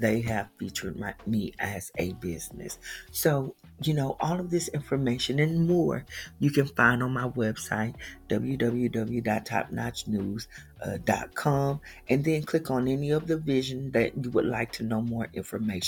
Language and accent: English; Houston, Texas, United States; I am originally from Houston, Texas